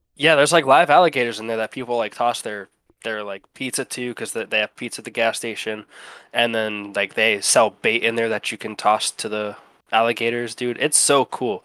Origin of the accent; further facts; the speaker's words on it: Ohio, United States; also born or lived in Cleveland, Ohio; now in Alabama, United States; Ohio. That's where I lived most of my life.